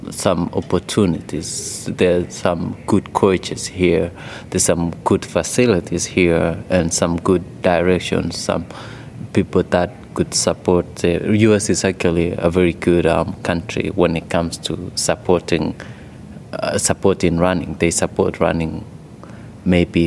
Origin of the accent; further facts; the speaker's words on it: Rift Valley, Kenya; moved away; I grew up in the village of in Pomet district, that is in East Africa, Kenya, particularly the Rift Valley province